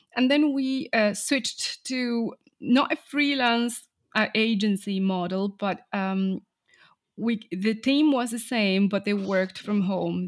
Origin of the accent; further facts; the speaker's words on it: Argentina; English is a second language; I grew up in Argentina